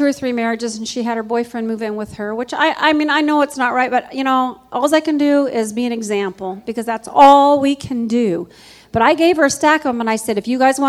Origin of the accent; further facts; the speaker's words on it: California, United States; now in Dayton, United States; I grew up in California